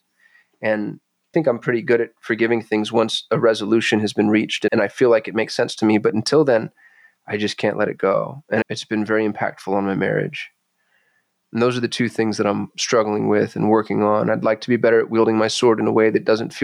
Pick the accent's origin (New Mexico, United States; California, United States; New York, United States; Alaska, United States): New Mexico, United States; Albuquerque; I was raised in Albuquerque, New Mexico